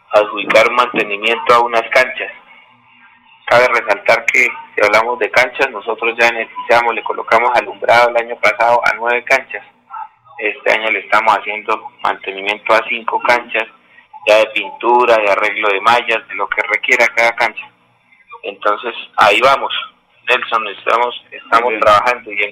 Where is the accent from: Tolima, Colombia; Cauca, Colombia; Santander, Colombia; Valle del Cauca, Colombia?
Santander, Colombia; Tona; born or raised there